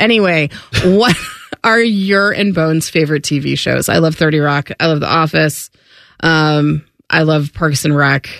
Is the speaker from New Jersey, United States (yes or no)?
no; Licking County to Bexley, Ohio, United States; when I was just coming into fifth grade. We moved from Licking County to Bexley